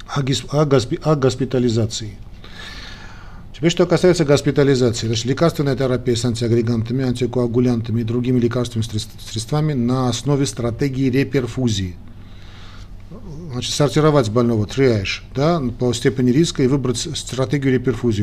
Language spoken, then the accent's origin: Russian; Armenia; армяне как мы